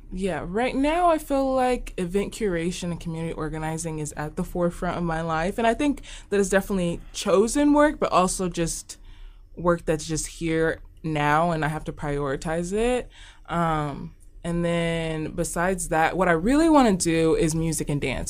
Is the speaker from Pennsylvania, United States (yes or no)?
no; Omaha, Nebraska, United States; I'm from Omaha. This is where I've lived my whole entire life. I was born here